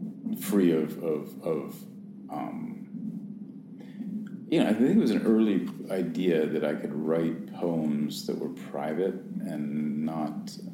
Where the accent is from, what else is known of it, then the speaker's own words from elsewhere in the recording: New York City, New York, United States; certainly that I experience of being a New Yorker